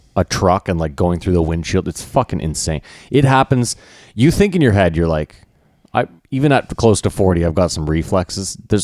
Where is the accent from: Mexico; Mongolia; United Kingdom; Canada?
Canada; It was being Canadian, Halloween was always the worst. Like, I can't just be Spider-Man. I got to be Spider-Man with a jacket.